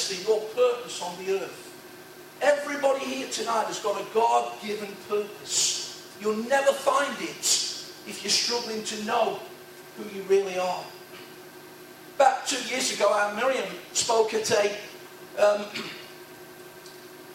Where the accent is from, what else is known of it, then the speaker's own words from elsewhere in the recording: Nottingham, East Midlands, United Kingdom; ordinary working class sprawling housing estate on the edge of Nottingham, wrong side, not West Bridgeford